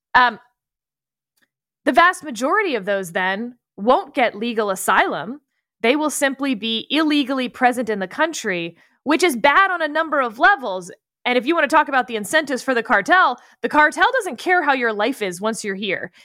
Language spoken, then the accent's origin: English; Texas, United States; I'm a Texan